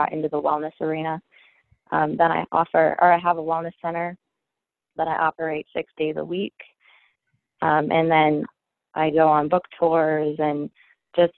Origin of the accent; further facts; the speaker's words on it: Chambersburg, Pennsylvania, United States; I'm from Chambersburg, Pennsylvania.